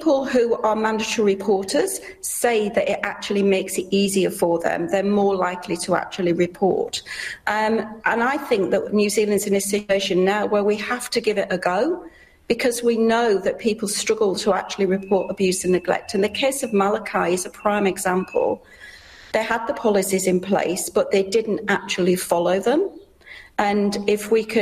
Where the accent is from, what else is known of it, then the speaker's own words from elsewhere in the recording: United Kingdom; moved away; you can hear from my accent, I'm from the UK